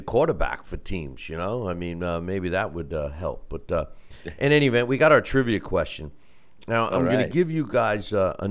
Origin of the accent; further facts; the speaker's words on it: New York, United States; being a New Yorker